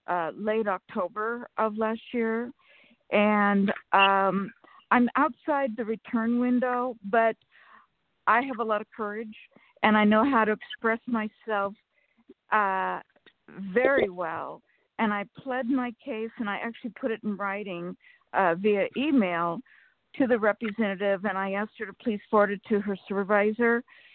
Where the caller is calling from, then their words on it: California, United States; from California.